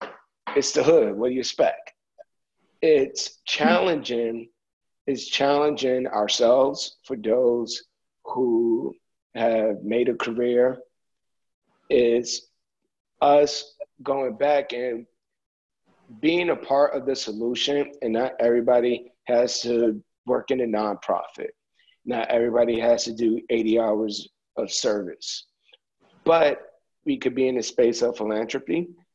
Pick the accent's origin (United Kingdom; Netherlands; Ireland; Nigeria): Nigeria; Regardless if you own it or not, again, I grew up in Nigeria.